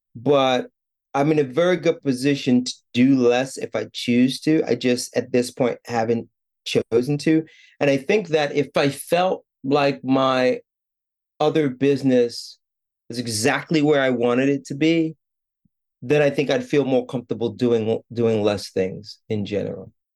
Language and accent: English; New York City, New York, United States; now in Japan; I was born in New York City, born and raised in, in Brooklyn, actually